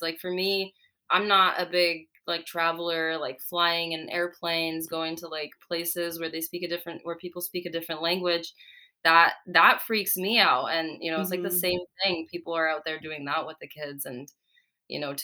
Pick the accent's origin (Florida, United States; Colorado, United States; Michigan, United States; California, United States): California, United States; born or raised there; also born or lived in Czech Republic